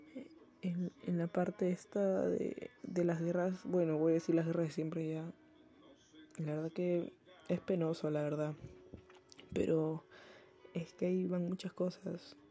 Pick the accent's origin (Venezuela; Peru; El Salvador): Peru; acá en Perú porque bueno, soy de Perú